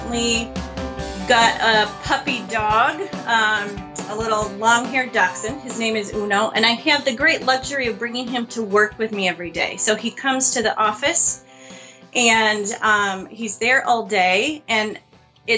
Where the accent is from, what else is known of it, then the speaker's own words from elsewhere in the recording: Marquette, Michigan, United States; I grew up in Marquette. So the north side of the Upper Peninsula, along the shores of Lake Superior